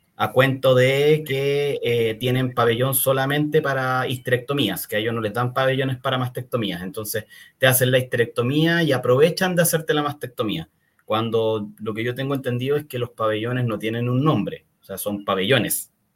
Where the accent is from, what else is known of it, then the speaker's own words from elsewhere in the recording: Chile; soy chileno, eh, vivo principalmente acá